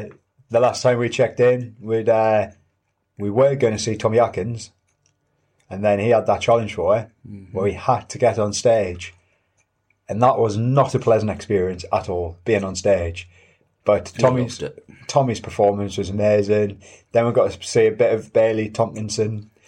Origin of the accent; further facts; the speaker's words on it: North East England, United Kingdom; Like, we're sort of like not fully Geordies because we're from yeah. like Northumberland, okay.